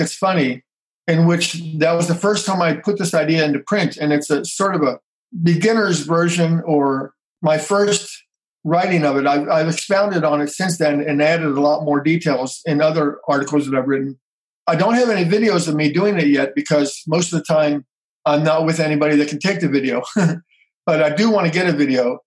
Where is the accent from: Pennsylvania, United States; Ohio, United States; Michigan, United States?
Ohio, United States; Cincinnati; now in Atlanta, United States; I was born in Cincinnati, Ohio, which is uh, north of where I am now. And our whole family was involved in the theater local community theaters.